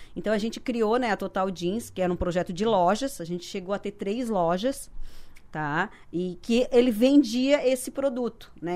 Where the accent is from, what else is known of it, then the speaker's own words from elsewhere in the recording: Sangão, Santa Catarina, Brazil; moved away as an adult; now in Criciúma, Brazil; eu sou do Sangão, município